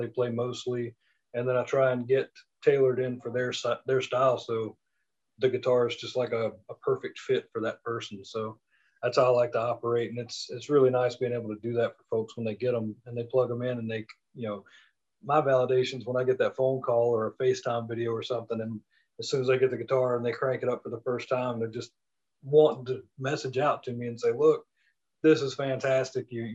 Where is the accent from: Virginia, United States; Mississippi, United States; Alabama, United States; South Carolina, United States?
Mississippi, United States; moved away as an adult; also born or lived in Denver, Colorado; I'm from Mississippi. Born and raised, lived all over the country